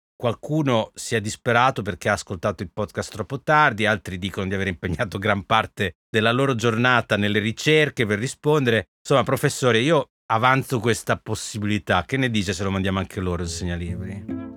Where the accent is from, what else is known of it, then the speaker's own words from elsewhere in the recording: Emilia-Romagna, Italy; now in Rome, Italy; io sono romagnolo e quindi io sono un babbo, non sono un papà